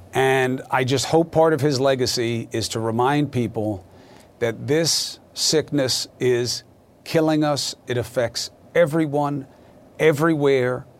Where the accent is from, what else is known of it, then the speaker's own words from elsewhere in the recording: New York, United States; as a New Yorker